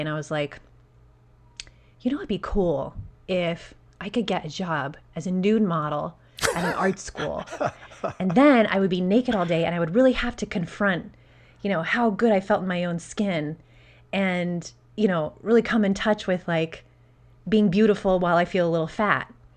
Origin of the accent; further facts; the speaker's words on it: Albuquerque, New Mexico, United States; moved away; I'm originally from Albuquerque, New Mexico